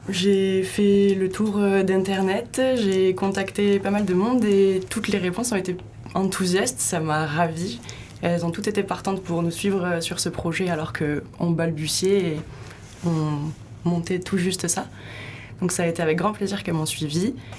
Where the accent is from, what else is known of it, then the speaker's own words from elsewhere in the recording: Pau, Nouvelle-Aquitaine, France; now in Hossegor, France; j'ai grandi à Pau et j'ai passé tous mes étés ici